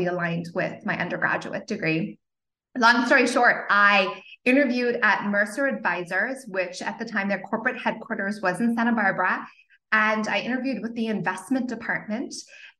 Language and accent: English; Zimbabwe; also born or lived in Cape Town, South Africa / Portland, Oregon; now in California, United States; if you can hear a little bit of an accent, it's because I was born in Zimbabwe and I went to school in Cape Town, South Africa